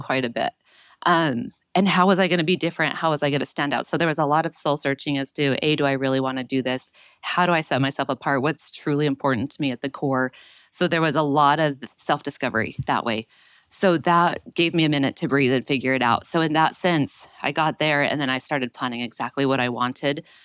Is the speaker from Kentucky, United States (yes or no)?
no; Utah, United States; moved away as an adult; also born or lived in Baltimore; I was born and raised in Utah, but living in Baltimore